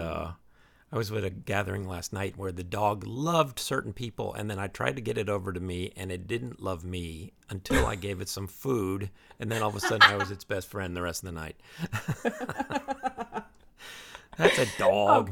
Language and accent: English; New York City area, United States; moved away as an adult; also born or lived in Ohio / Midwest (college) / West Coast; I'm actually originally from Ohio, but then I grew up in, uh, the New York City area, came back to the Midwest for college